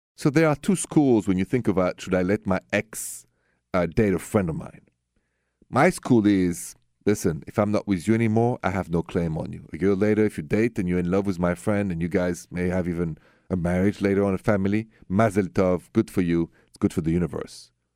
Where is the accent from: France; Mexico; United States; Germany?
France; moved away; I'm from France